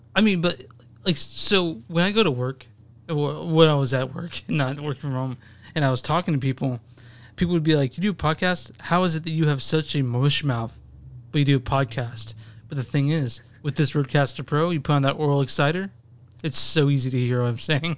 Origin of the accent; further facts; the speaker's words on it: Dallas, Texas, United States; I grew up in Dallas